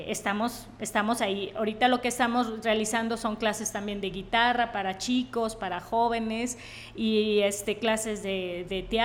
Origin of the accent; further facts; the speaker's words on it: Tepic, Nayarit, Mexico; yo soy de aquí de Tepic 100% Nayarita.